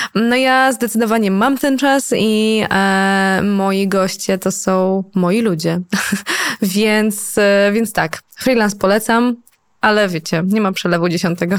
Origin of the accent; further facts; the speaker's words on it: Poland; accent: Slavic; byłam jedyną Polką, więc wszyscy byli zachwyceni moim słowiańskim akcentem.